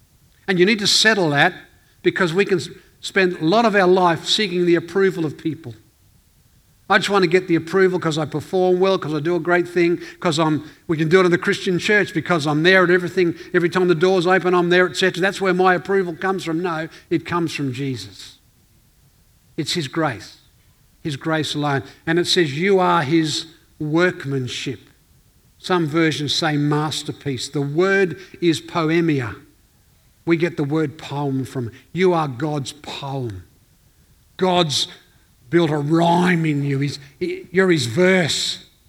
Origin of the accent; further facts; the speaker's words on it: Northern Ireland, United Kingdom; now in Elizabeth, Australia; We came out from Northern Ireland and you came out and you settled in this town called Elizabeth. It's a tough place. … territory.